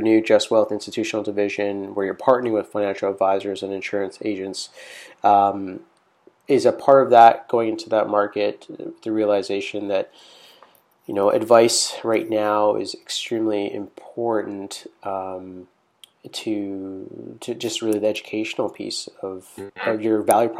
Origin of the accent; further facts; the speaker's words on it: Vancouver, British Columbia, Canada; now in Ontario, Canada; You know, I'm coming from Vancouver, British Columbia, and obviously now in Ontario